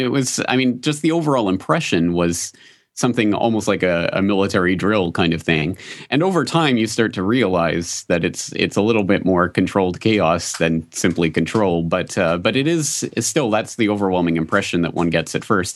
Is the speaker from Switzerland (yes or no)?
no; Canada; moved away as an adult; now in Japan; my own public school experience growing up in Canada